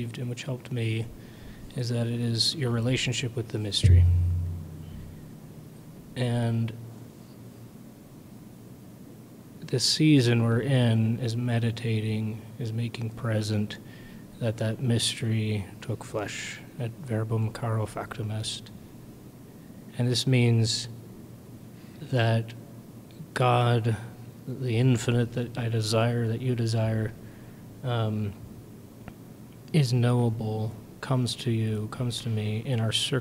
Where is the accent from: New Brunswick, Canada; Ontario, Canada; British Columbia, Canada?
New Brunswick, Canada; moved away; I am from New Brunswick, Canada, originally.